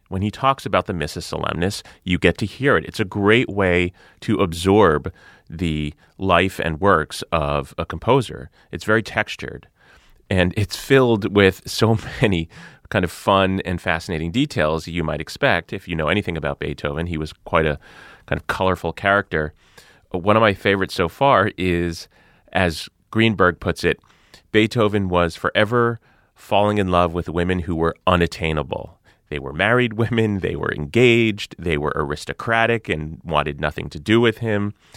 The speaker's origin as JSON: {"language": "English", "region": "New Jersey", "country": "United States", "said": "I'm from New Jersey"}